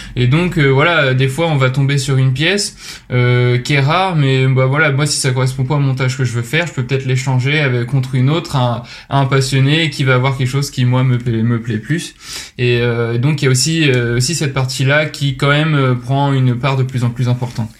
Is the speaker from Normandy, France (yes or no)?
yes; Rouen, Normandy, France; moved away as an adult; also born or lived in Lyon; je viens de Rouen. J'y ai fait bah, toute mon, enfance et ma scolarité jusqu'à la, prépa